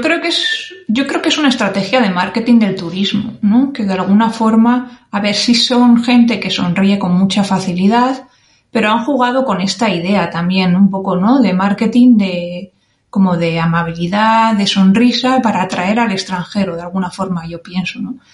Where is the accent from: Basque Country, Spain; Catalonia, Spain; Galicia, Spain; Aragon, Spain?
Basque Country, Spain; San Sebastián; moved away as an adult; Nací en 1981 en San Sebastián, al norte de España.